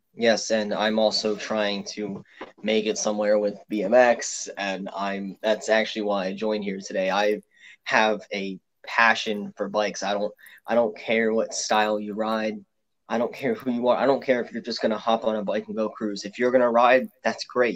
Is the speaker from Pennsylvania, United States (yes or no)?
yes; Pennsylvania, United States; I'm from Pennsylvania. I'm actually 20 minutes away from Philadelphia